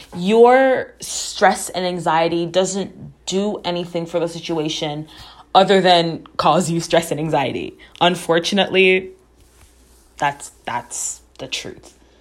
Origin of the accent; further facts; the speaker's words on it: Jamaica; I am Jamaican.